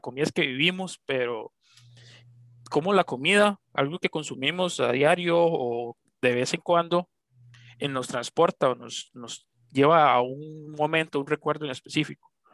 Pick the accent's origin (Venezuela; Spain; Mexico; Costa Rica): Costa Rica; nací aquí en Costa Rica